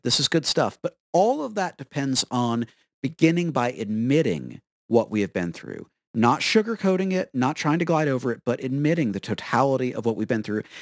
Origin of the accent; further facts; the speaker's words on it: Florida, United States; I am from Florida